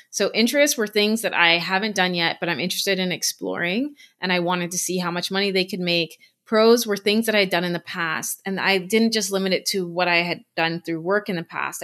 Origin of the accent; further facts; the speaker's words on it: Bahamas; moved away as an adult; now in Canada; I'm from the Bahamas